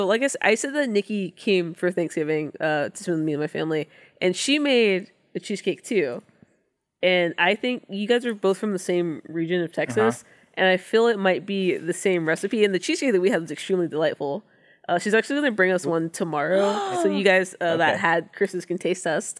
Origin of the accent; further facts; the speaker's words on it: Canada; No. I'm also Canadian.